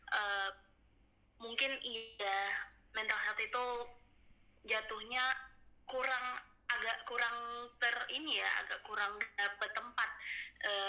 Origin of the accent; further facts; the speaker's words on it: Aceh, Indonesia; gue sebelum pulang ke Aceh gue sempat di Jakarta itu sepi banget